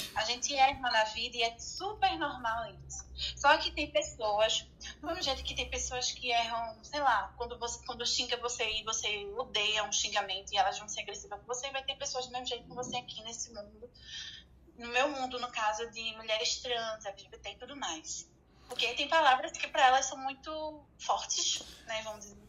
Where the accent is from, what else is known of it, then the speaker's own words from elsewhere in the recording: Recife, Pernambuco, Brazil; aqui na minha cidade de Recife, Pernambuco